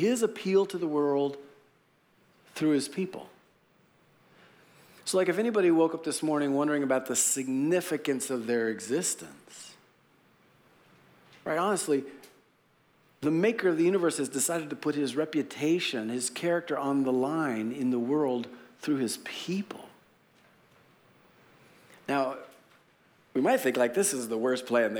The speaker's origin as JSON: {"language": "English", "country": "United States", "said": "as an American Christian"}